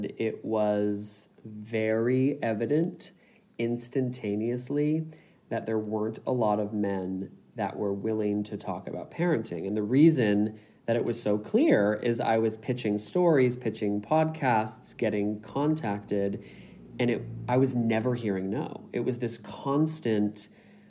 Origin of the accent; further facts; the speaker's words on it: United States; now in Sydney, Australia; as an American